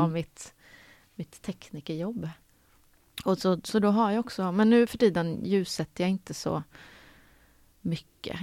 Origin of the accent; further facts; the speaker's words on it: Karlstad, Värmland, Sweden; moved away as an adult; Jag är uppvuxen i Karlstad i Värmland